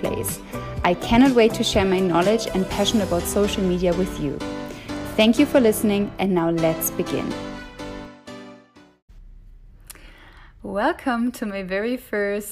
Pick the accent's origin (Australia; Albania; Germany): Germany; accent: German; English is a second language; moved away as an adult; also born or lived in Dublin, Ireland; I'm originally from Germany, as you can probably hear from my accent